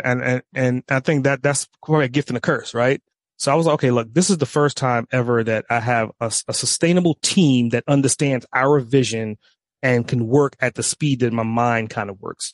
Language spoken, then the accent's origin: English; New York, United States; now in Atlanta, United States; I grew up in New York, moved to Atlanta